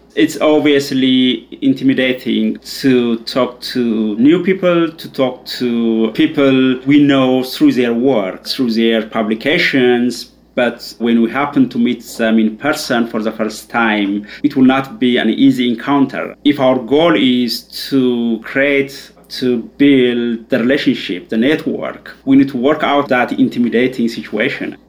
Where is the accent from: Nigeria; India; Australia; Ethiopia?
Ethiopia; moved away as an adult; also born or lived in Leuven, Belgium; I'm originally from Ethiopia. That's where I grew up and did my undergrad